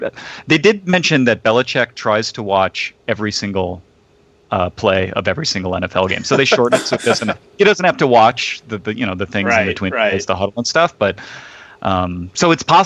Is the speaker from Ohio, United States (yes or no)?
yes; Shaker Heights, Ohio, United States; I was born in Shaker Heights.